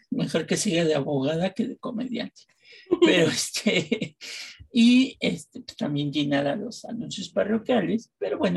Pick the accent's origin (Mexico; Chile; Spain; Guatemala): Mexico; nosotros somos originarios de México y vivimos en la Ciudad de México.